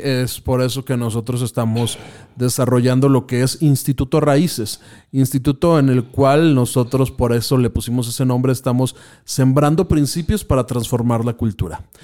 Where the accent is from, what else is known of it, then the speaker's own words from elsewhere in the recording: Mexico; somos mexicanos y por lo tanto lo que estamos viviendo pues es simplemente el hecho de ser mexicanos